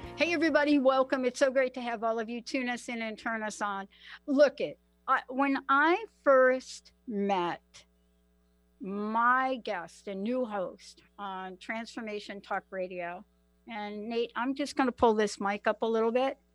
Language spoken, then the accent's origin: English; New York City, New York, United States; I am a girl from the Bronx. Many of you know District 14, uh, AOC, Alexandria Ocasio Cortez. That's my district, PS 14. That's where I grew up